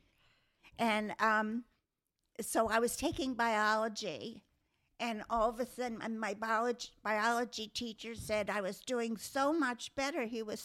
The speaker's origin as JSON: {"language": "English", "town": "Ewing Township", "region": "New Jersey", "country": "United States", "tie": "born or raised there", "said": "I was raised in Ewing Township in New Jersey"}